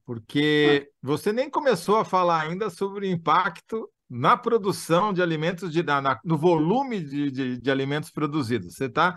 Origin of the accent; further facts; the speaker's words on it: Matão, São Paulo, Brazil; eu, como você, sou da Grande Matão, né? Ali no interior de São Paulo